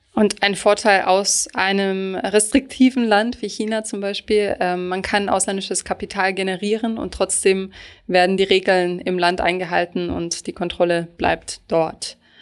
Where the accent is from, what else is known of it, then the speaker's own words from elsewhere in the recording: Germany; als Deutsche